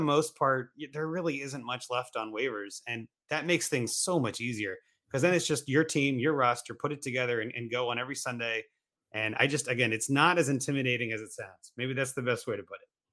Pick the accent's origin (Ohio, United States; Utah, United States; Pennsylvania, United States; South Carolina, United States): Ohio, United States; Columbus; also born or lived in Cincinnati; I was born in Columbus, Cincinnati's only two hours away, so I was, like, close enough that I can go home on the weekend